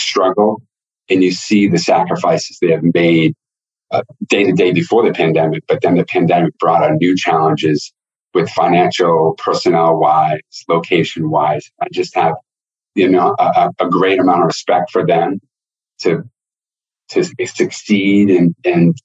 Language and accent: English; Northeast, United States; I'm from the Northeast